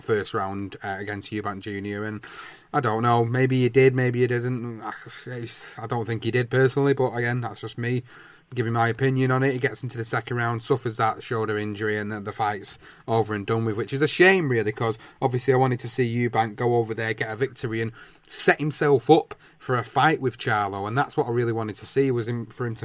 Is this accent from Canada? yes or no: no; United Kingdom; as British fans